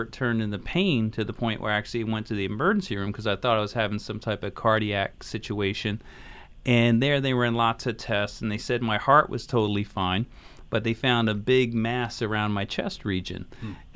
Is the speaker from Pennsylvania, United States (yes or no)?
yes; Philadelphia, Pennsylvania, United States; I grew up in Philadelphia